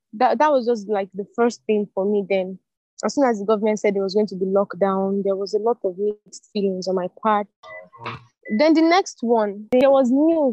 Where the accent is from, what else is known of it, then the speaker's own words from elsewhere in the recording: Nigeria; being in Nigeria, be, being a Nigerian, a Nigerian